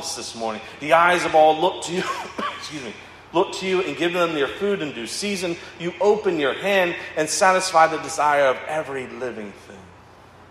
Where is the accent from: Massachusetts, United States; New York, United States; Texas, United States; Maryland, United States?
Maryland, United States; Owings Mills; I grew up in Baltimore County, Owings-Mills, Maryland.